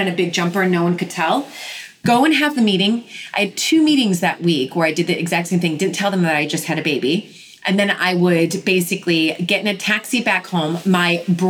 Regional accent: United States; now in London, United Kingdom; being the American

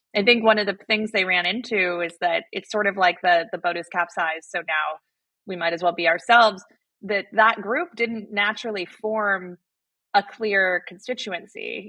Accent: Arizona, United States; I grew up in Arizona

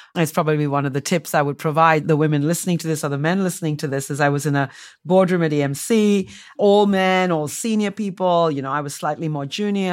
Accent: India; moved away as an adult; also born or lived in United States; I, um, was born and raised in India

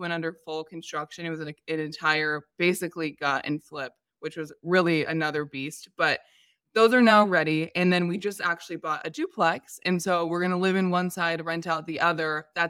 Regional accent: San Diego, California, United States; However, it's cheaper than San Diego. I'm from San Diego.

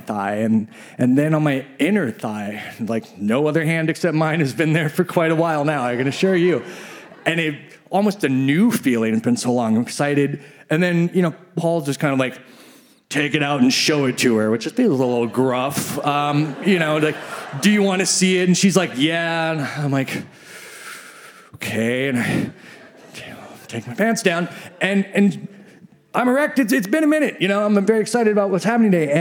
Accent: Midwest, United States; I grew up in the Midwest

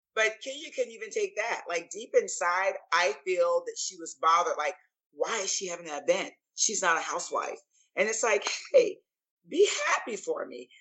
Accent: St. Petersburg, Florida, United States; moved away as an adult; also born or lived in Clearwater, Florida / Tampa, Florida; now in Atlanta, United States; I was born in Clearwater, Florida, raised in St. Petersburg, Florida

